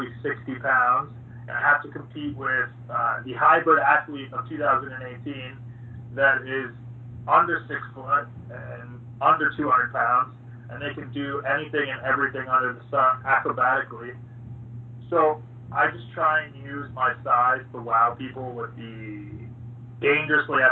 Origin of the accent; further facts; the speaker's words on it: Canada; I am proud that I'm from Canada.